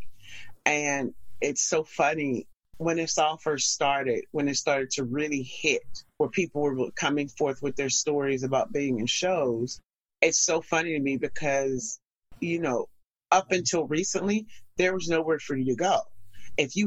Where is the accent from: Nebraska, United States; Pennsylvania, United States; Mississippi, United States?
Pennsylvania, United States; Pittsburgh; moved away as an adult; now in New York, United States; I'm originally from Pittsburgh, Pennsylvania. So I moved here right after doing a gig